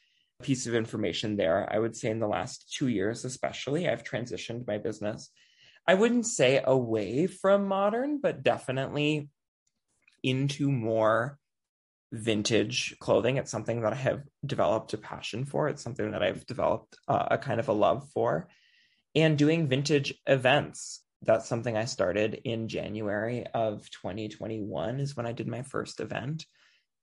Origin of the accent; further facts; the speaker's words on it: Anoka, Minnesota, United States; I grew up in Anoka, Halloween capital of the world